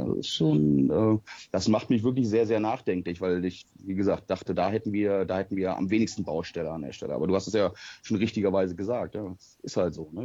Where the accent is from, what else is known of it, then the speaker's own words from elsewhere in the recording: the North, Northern Germany, Germany; ich komme eigentlich gebürtig aus dem Norden